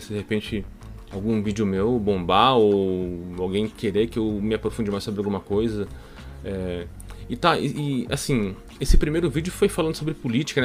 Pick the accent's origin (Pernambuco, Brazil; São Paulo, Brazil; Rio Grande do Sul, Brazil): São Paulo, Brazil; eu vou falar manos, porque eu sou paulista, paulista fala mano, mano